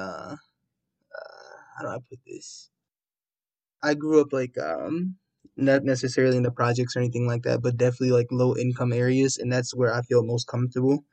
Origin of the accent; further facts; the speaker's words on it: Kansas City, Missouri, United States; moved away as an adult; now in Washington, D.C., United States; I grew up in Kansas City, Missouri